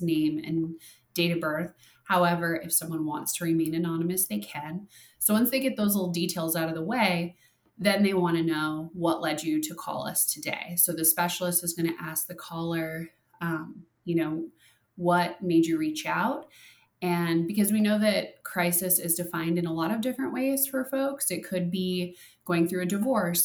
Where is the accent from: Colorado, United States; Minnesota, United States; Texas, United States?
Minnesota, United States; now in Arizona, United States; I'm from Minnesota